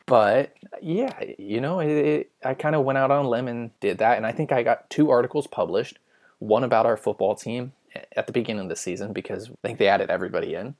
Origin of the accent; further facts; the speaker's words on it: California, United States; I'm not fluent in English at all, even though born and raised in California.